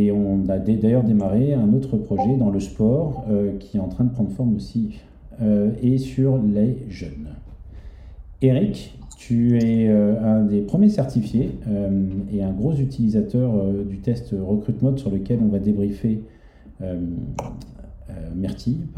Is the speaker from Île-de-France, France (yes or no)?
yes; Paris, Île-de-France, France; born there; also born or lived in Marseille / London; Euh, je suis parisien à la base. Hein. Je, suis né à Paris.